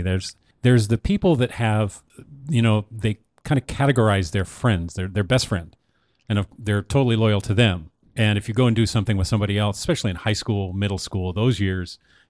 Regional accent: Newport, United States; also born or lived in Portland; you know, for me growing up in Newport, well, actually, I could go back before that in Portland.

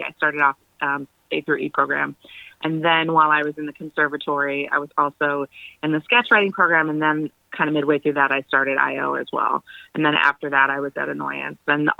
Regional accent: Champaign, Illinois, United States; moved away as an adult; also born or lived in Chicago, United States; now in Los Angeles, United States; I was born in Champaign, which is downstate where the university is. But I lived in Chicago for about 14, 15 years before I moved to LA. So I feel like Chicago is my home.

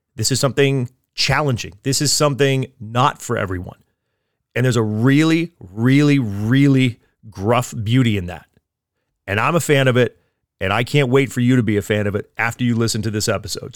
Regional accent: East Coast, United States; now in California, United States; I'm from the East Coast originally.

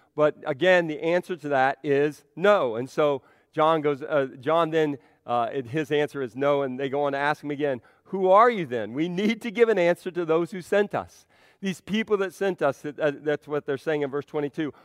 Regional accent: Central Ohio, United States; now in Belleville, United States; I'm from C- Central Ohio

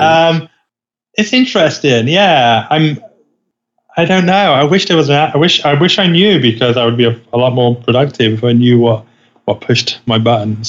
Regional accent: United Kingdom; now in Los Angeles, United States; I am British

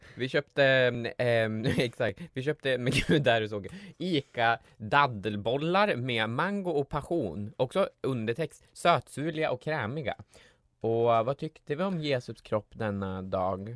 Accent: Gävle, Gävleborg County, Sweden; jag kommer från Gävle

